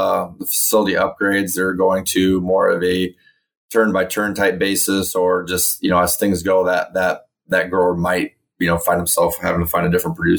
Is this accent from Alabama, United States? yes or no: no; Carroll, Iowa, United States; I'm from Carroll, Iowa. That's in the west central part of Iowa. My family's been in agricultural since the late 40s here, so I've been a lifelong resident of Western Iowa